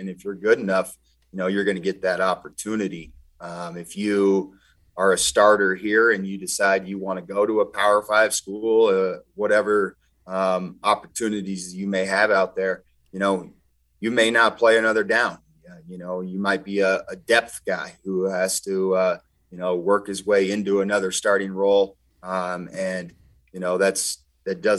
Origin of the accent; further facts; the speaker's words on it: Helena, Montana, United States; I grew up in Helena